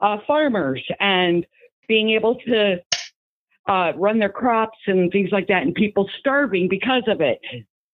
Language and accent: English; Southwest Lower Michigan, United States; moved away; I'm a girl from Southwest Lower Michigan, where we're surrounded by Amish and farms.